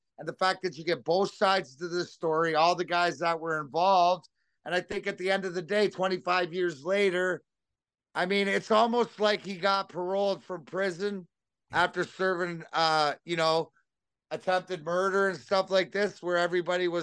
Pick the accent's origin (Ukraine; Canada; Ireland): Canada; Leamington, Ontario; I'm from Leamington